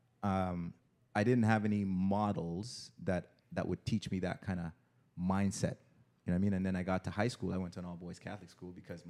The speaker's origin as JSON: {"language": "English", "country": "Jamaica", "moved": "yes", "lives_now": "Canada", "said": "Because, for example, a guy like myself, like yeah, I landed when I came from Jamaica. I landed at Vaughan and Oakwood."}